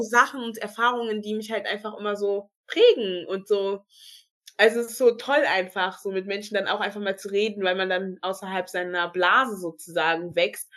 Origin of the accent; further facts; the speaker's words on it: Germany; ich sehe mich auch als Deutsche, weil ich bin hier geboren, ich habe einen deutschen Pass. Ich wurde hier sozialisiert. Ich bin hier zur Schule gegangen